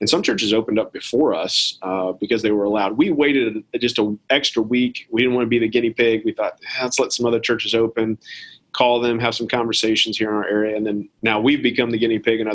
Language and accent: English; United States; as an American